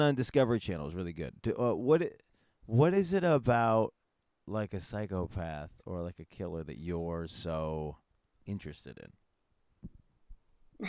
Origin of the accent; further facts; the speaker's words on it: Northeast, United States; I'm from the I'm from the Northeast